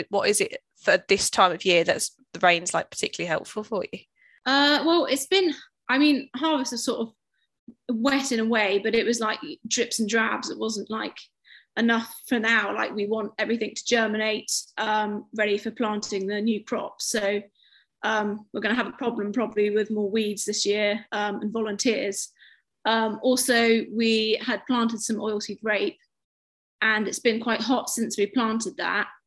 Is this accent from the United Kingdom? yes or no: yes; United Kingdom; Obviously, it's being British, but it is so important, isn't it, to farmers